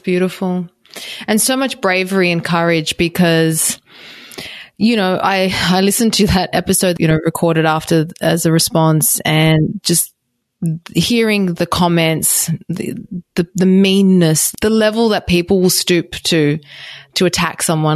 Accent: Australia; I'm Australian

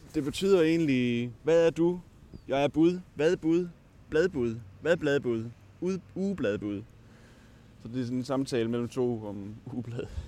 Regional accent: Svendborg, Southern Denmark, Denmark; moved away as an adult; also born or lived in Årslev, Denmark; now in Aarhus, Denmark; Jeg er egentlig født i Årslev, som ligger lidt uden for Odense, men jeg har boet i Svendborg næsten hele mit liv

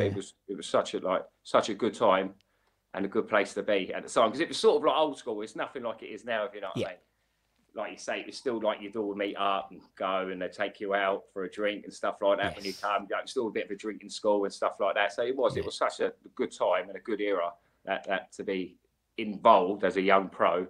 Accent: Slough, South East England, United Kingdom; Because I'm from Slough. So me and Adam, we're from the same area.

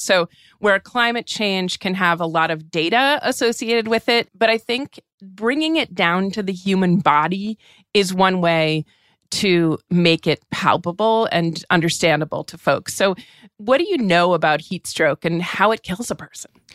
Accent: New Hampshire, United States; I'm from New Hampshire, quite near Canada, you know, that I was accustomed to snow

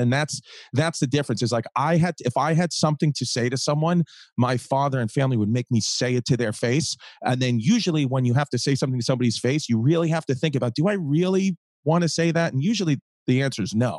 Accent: Brooklyn, New York, United States; I grew up in Brooklyn, you know? So it's just like, you know, this is what we used to do, Megan.

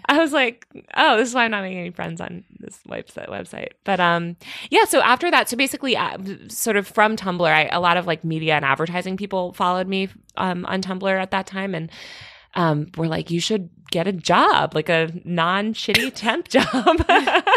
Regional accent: Connecticut, United States; I grew up in Connecticut

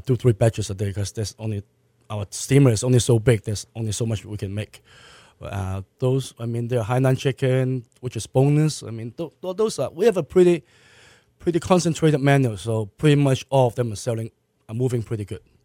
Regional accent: Hong Kong; also born or lived in Malaysia; now in Houston, United States; I was born in Malaysia. Uh, I was raised in Hong Kong.

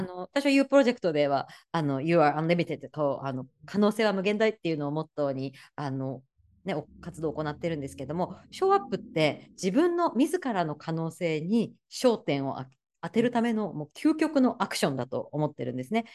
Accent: Kanazawa, Ishikawa, Japan; now in New York, United States; 私は石川県金沢市出身なので

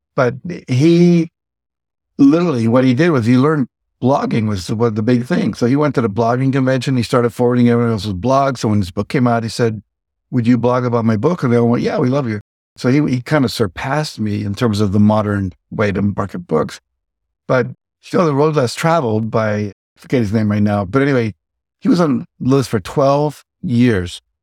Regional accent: Wheeling, West Virginia, United States; moved away; also born or lived in Texas / Martins Ferry, Ohio; I grew up in Wheeling, West Virginia, born in Texas

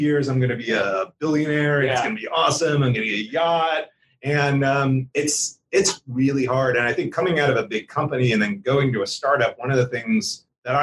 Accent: New Jersey, United States; now in Atlanta, United States; So I grew up outside of Philly. Some people refer to it as Southern New Jersey.

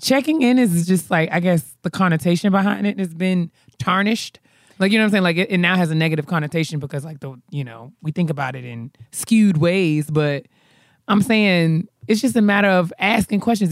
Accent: New York, United States; I'm from New York

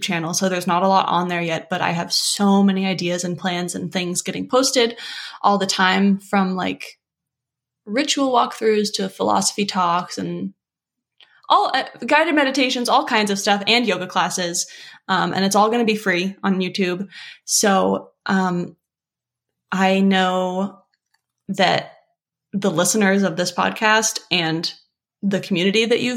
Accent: Los Angeles, California, United States; moved away as an adult; also born or lived in Pacific Northwest; I grew up in LA, I went to college on the central coast of California

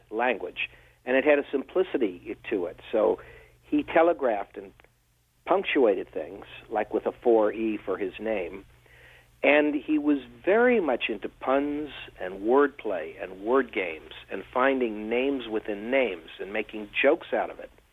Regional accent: near Washington D.C., District of Columbia, United States; I grew up near Washington D.C.

